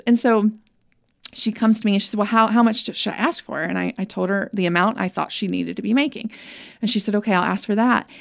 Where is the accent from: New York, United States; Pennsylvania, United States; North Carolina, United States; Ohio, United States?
North Carolina, United States; Winston-Salem; I grew up in Winston-Salem, where she lived